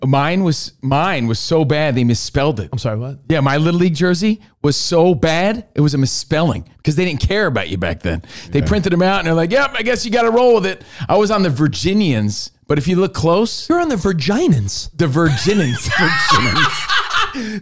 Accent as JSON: {"language": "English", "region": "East Coast", "country": "United States", "moved": "yes", "said": "we're from the East Coast"}